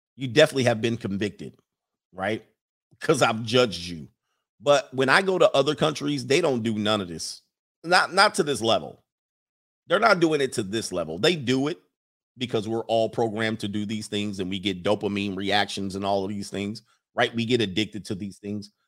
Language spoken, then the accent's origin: English; United States; as an American culture